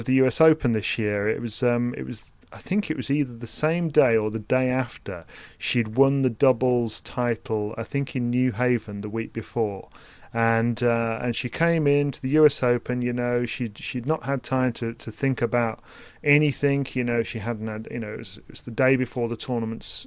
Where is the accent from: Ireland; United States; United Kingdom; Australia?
United Kingdom; a British person presenting a tennis podcast